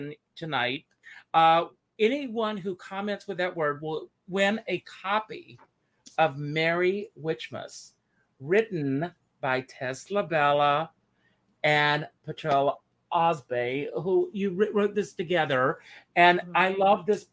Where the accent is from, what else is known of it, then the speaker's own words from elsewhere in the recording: South Carolina, United States; we are both from South Carolina.